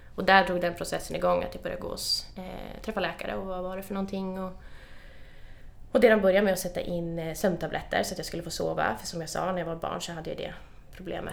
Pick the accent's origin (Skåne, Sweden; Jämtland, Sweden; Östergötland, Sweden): Jämtland, Sweden; Östersund; Östersund, där jag kommer ifrån